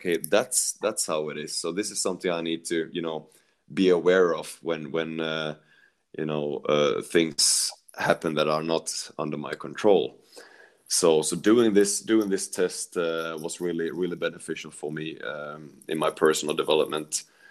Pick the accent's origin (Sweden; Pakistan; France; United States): Sweden; also born or lived in Netherlands; because I came from Sweden and you know, that was all about organization and structure. So coming to Holland